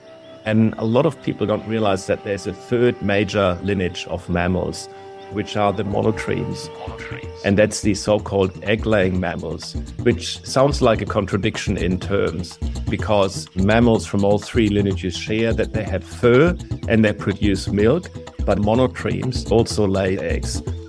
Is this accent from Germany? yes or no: yes; Germany; English is a second language; moved away as an adult; also born or lived in Berlin; now in Adelaide, Australia; I'm an Australian citizen, but I've come here from Germany over 20 years ago after I'd completed my PhD at the Max Planck Institute of Molecular Genetics in Berlin.